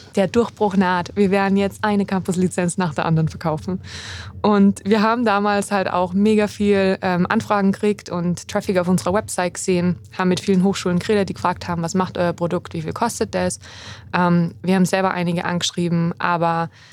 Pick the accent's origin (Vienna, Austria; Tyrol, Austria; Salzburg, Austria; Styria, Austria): Salzburg, Austria; moved away as an adult; also born or lived in Innsbruck; Ich bin im schönen Salzburg in Österreich aufgewachsen